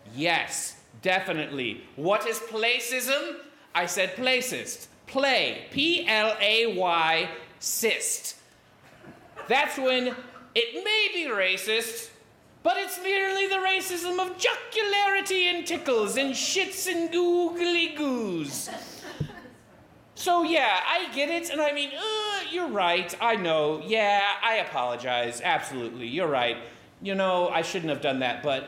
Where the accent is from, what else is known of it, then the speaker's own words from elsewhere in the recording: Indiana, United States; having myself grown up in the state of Indiana